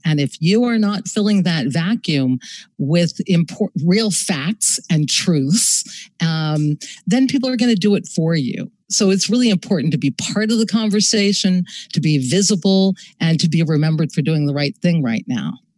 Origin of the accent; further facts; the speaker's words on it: Los Angeles, California, United States; moved away as an adult; also born or lived in New York City; I grew up in Venice Beach, California